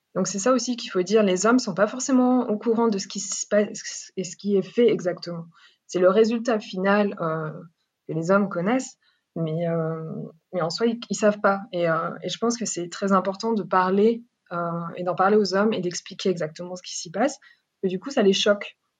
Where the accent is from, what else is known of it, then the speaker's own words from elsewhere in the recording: France; moved away as an adult; now in Ethiopia; Je suis née et grandie en France. Euh, et après mes études, j'ai décidé de partir en Éthiopie